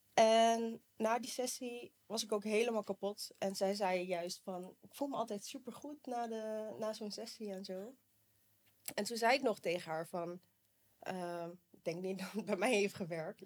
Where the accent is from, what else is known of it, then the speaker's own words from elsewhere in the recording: Rotterdam, South Holland, Netherlands; ik ben 32 jaar en ik kom uit Rotterdam